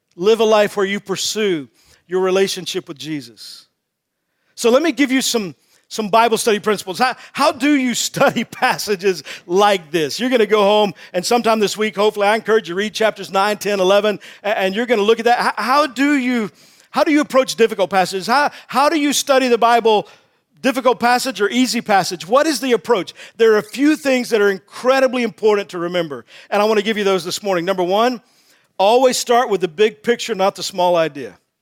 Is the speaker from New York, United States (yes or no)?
no; Texas, United States; also born or lived in Wake Forest, North Carolina; I'm from Texas